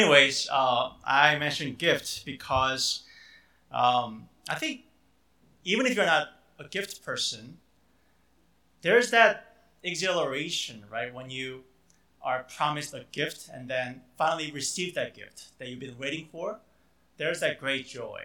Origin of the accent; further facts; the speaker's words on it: Chicago, Illinois, United States; I grew up in the Chicago area.